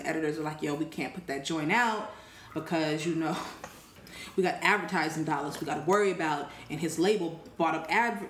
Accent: West Coast, United States; accent: West Coast; So we were talking, and he knew where I was from, and my slang was still, like, my accent was still very apparent. I sounded very West Coast.

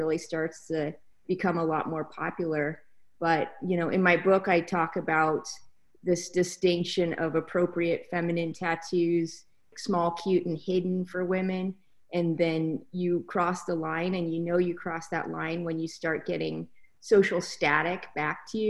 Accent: Spokane, Washington, United States; moved away; also born or lived in Mexico; in my hometown of Spokane, Washington

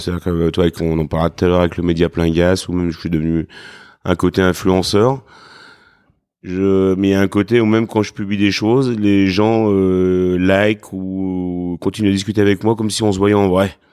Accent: Craponne, Auvergne-Rhône-Alpes, France; also born or lived in Lyon; je suis né à Lyon, mais on va dire, je suis petit-fils euh, et fils de, de blanchisseur

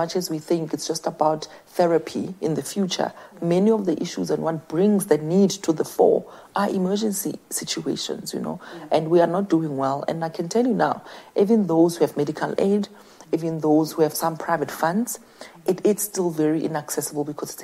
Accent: QwaQwa, Free State, South Africa; It did begin in the dusty streets of Kwakwa

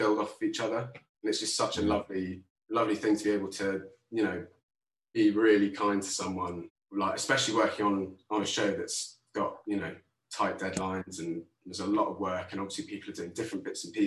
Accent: London, United Kingdom; also born or lived in Tooting; I am currently in Earlsfield in South London, and I grew up around here. So I haven't moved very far.

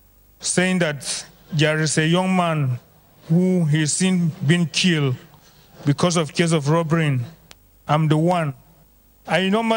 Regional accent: Nigeria; I'm from Nigeria. I'm reciting from Plateau State.

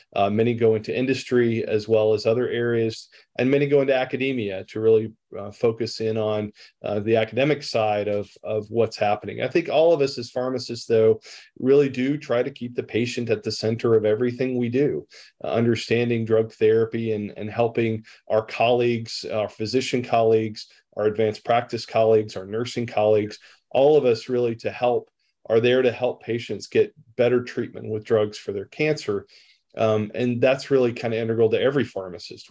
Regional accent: Rome, Georgia, United States; I'm a pharmacist from Rome, Georgia

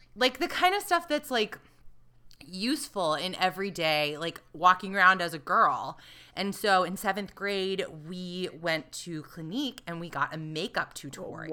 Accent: the South, United States; I grew up in the South

